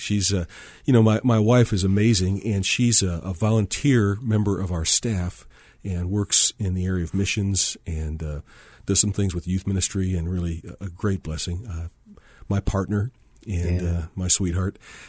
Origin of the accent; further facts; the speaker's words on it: Michigan, United States; You know, I grew up in Michigan and didn't intend to become a pastor.